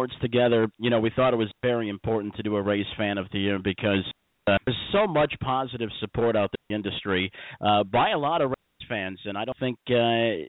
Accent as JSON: {"language": "English", "region": "Indiana", "country": "United States", "tie": "born or raised there", "said": "Indiana's my home state"}